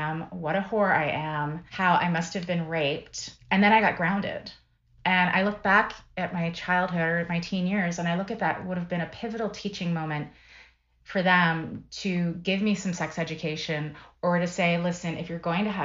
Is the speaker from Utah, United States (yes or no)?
no; Philadelphia, Pennsylvania, United States; I grew up in Philadelphia area